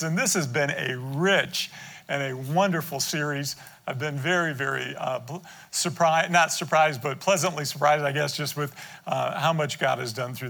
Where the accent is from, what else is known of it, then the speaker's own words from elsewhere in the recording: Detroit, Michigan, United States; We grew up in Detroit